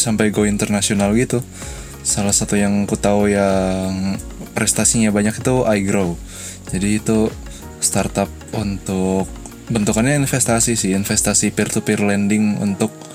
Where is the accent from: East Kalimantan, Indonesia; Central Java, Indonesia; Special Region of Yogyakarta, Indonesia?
East Kalimantan, Indonesia; Balikpapan; di kota aku di balik papan